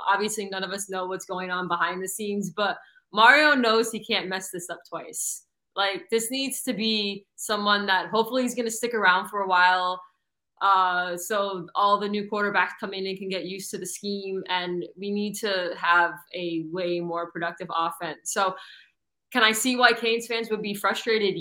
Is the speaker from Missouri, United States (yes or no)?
no; South Florida, United States; I grew up in South Florida